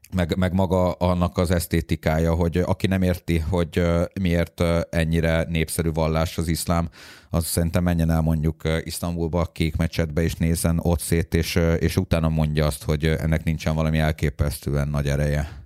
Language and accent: Hungarian; Budapest, Hungary; én Budapestről az ötödik kerületből eljöttem